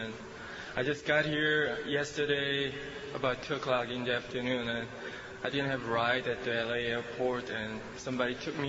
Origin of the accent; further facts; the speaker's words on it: Seoul, South Korea; English is a second language; I'm from Seoul, Korea.